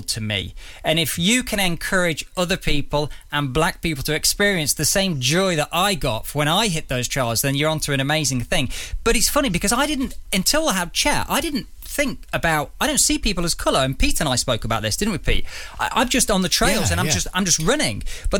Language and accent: English; Derby, East Midlands, United Kingdom; I'm from the East Midlands. Midlands from Derby